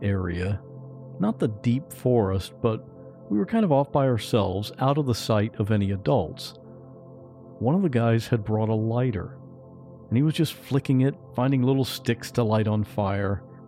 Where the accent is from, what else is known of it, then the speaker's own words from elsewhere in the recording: Westerville, Ohio, United States; I grew up in Ohio, in a little town called Westerville.